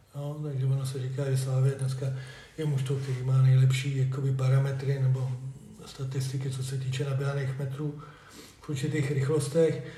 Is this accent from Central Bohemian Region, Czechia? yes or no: yes; Kladno, Central Bohemian Region, Czechia; moved away as an adult; now in Družec, Czechia; já jsem rodilý Kladeňák, jak bylo řečený, ale v roce 2000 jsem se přestěhoval do družce